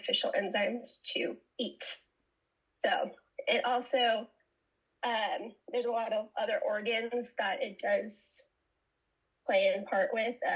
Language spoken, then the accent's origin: English; San Francisco Bay Area, California, United States; I'm from San Francisco Bay Area